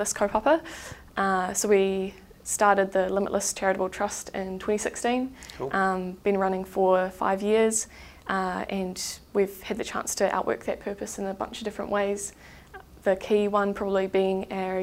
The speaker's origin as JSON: {"language": "English", "town": "Christchurch", "region": "Canterbury", "country": "New Zealand", "tie": "born or raised there", "said": "I have grown up in Christchurch"}